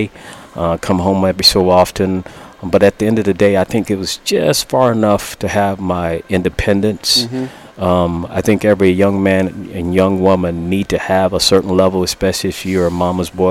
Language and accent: English; San Antonio, Texas, United States; I grew up in San Antonio, Texas.